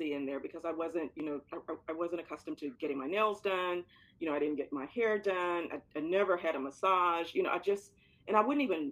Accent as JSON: {"language": "English", "town": "Florence", "region": "Alabama", "country": "United States", "tie": "born or raised there", "moved": "yes", "said": "I came from an environment, a small Alabama town. And I have to say this, I love my Alabama town, Florence, Alabama"}